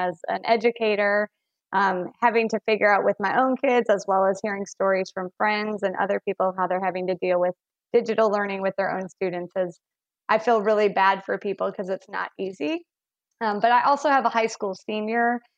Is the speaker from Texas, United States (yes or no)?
no; Chicago, Illinois, United States; moved away; we have these stories of, you know, walking to school in the snow, and they can't believe that because I'm from Chicago.